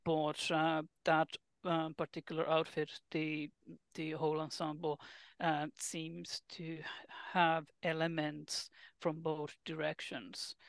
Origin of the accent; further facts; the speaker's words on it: Finland; moved away as an adult; I am originally from Finland